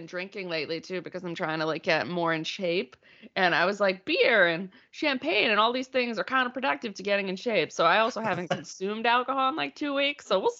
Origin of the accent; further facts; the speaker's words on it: Winchester, Massachusetts, United States; I am from Massachusetts. I grew up like 8 miles north of Boston. So I grew up in Winchester, Massachusetts. Hoity-toity, like, you know. But my parents are both from Somerville.